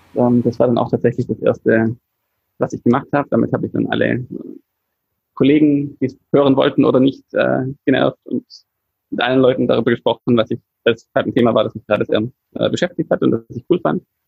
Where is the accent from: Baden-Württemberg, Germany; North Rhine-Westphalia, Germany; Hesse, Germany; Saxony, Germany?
Baden-Württemberg, Germany; Swabia; als Schwabe